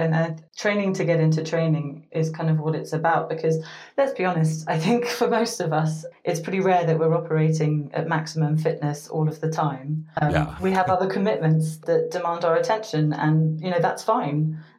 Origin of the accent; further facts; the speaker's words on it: United States; I was born to British parents, but I grew up in the United States, and I've also spent a number of years living in different parts of the world.